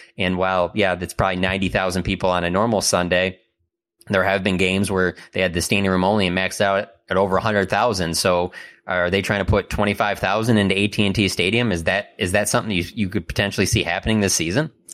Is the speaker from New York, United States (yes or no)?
no; Warren, Michigan, United States; I grew up in Warren, which is a s, suburb of Detroit